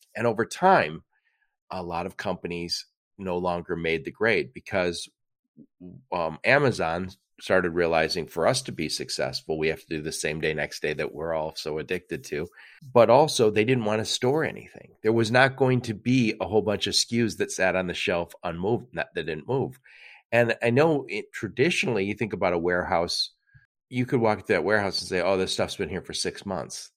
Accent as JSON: {"language": "English", "town": "Detroit", "region": "Michigan", "country": "United States", "said": "I'm from the Detroit area"}